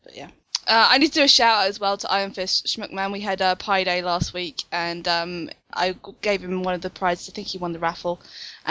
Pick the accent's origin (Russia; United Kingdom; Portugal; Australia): United Kingdom; I'm British